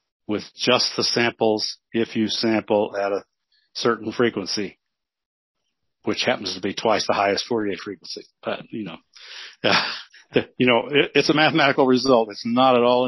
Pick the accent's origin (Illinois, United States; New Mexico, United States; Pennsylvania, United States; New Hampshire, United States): New Mexico, United States; Las Cruces; also born or lived in Clovis, New Mexico; I grew up in Las Cruces, New Mexico, and Clovis, New Mexico.